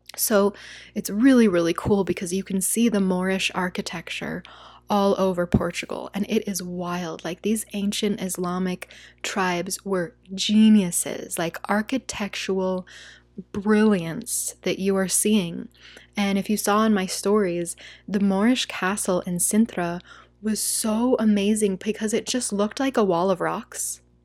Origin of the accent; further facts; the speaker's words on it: United States; first language English; As an American